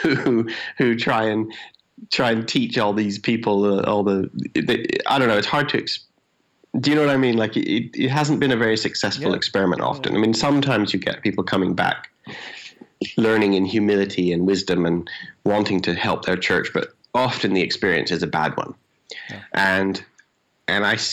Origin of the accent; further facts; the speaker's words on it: Canada; moved away as an adult; now in England; I'm Canadian, but I live in England